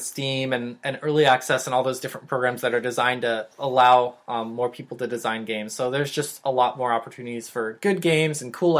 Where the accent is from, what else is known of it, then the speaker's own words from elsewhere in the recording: Montana, United States; I'm from Montana.